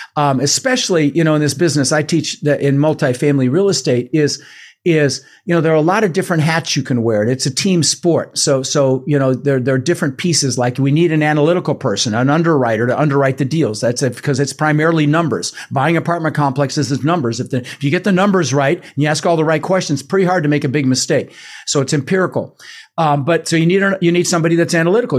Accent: Denver, Colorado, United States; English is a second language; also born or lived in Netherlands; I was born in the Netherlands and and so we immigrated in 1966. Uh, we ended up in Denver, Colorado, in the States

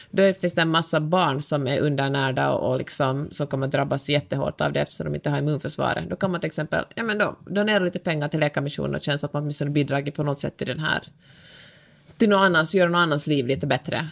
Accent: Finland; jag är finlandssvensk

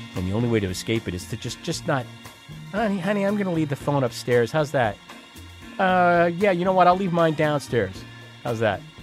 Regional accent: Long Island, New York, United States; moved away; I grew up on Long Island

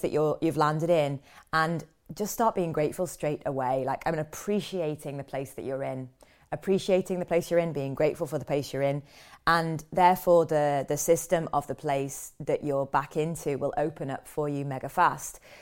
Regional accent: London, United Kingdom; I'm back in London, back in my hometown.

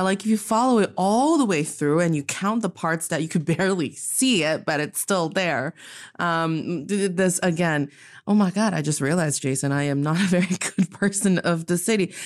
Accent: Northeast China, China; now in Beijing, China; I am from the beautiful, also northeast part of China, and I'm speaking to all of you today in Beijing, China.

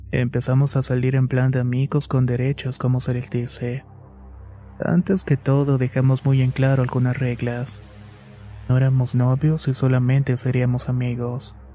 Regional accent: Mexico City, Mexico; Soy de la Ciudad de México y para entonces estudiaba en una preparatoria cerca de mi casa.

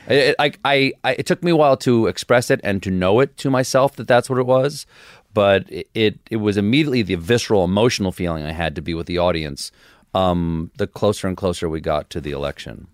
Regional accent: Charleston, South Carolina, United States; also born or lived in Washington, D.C. / James Island, South Carolina; I was born in Washington, D C, but I left there when I was four. And I spent the rest of my, uh, childhood in uh, South Carolina. First on James Island, South Carolina, and then in, uh, Charleston

